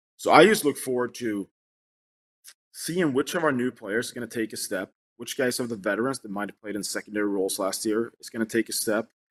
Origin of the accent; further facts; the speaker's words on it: Sweden; moved away as an adult; now in United States; I was growing up in Sweden